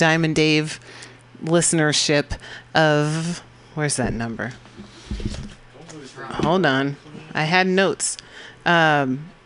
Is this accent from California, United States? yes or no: yes; California, United States; I'm from California